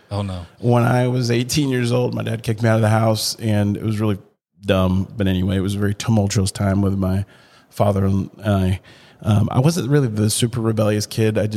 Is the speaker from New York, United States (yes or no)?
no; Chattanooga, Tennessee, United States; that's the Chattanooga's. That's my hometown